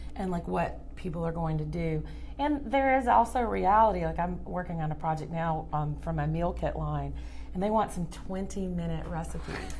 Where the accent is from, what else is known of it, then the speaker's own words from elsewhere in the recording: Louisiana and Georgia, the South, United States; growing up in Louisiana and Georgia